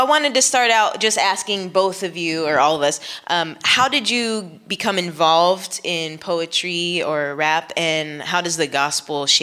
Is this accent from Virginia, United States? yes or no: no; Orlando, Florida, United States; also born or lived in Philippines / Tampa, Florida; I was born in the Philippines, raised in Orlando. I now live in Tampa